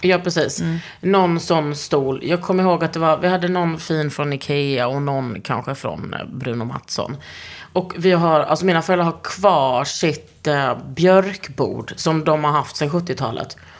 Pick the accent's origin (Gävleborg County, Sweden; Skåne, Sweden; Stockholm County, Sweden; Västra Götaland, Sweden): Skåne, Sweden; Lund; moved away; hemma i Lund